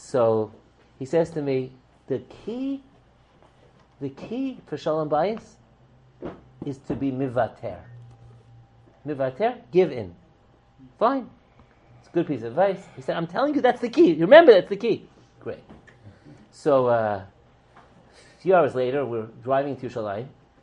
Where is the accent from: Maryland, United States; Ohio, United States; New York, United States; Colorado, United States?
New York, United States; New York City; I was growing up in Kew Gardens Hills, New York